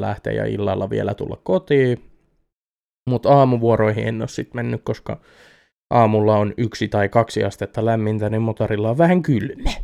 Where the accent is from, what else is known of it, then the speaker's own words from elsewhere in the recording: Eurajoki, Satakunta, Finland; moved away; alkuperäiseen kotikuntani Eurajoelle